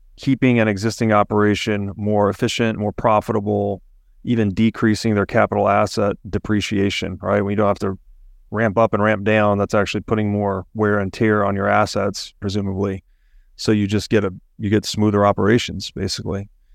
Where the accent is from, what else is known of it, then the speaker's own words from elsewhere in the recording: Chattanooga, Tennessee, United States; I grew up in Chattanooga, Tennessee